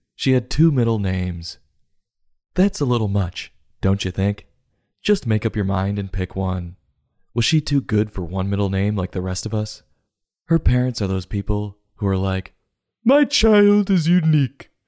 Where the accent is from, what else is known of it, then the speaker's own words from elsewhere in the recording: United States; being an American